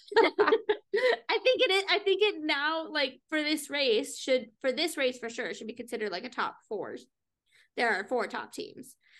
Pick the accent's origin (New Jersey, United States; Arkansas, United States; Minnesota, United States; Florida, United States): Minnesota, United States; we're Minnesotan